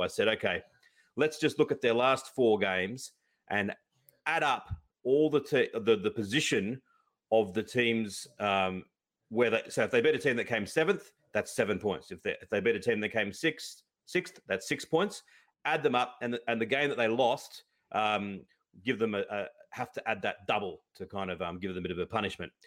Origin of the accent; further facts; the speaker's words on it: Australia; I grew up in Australia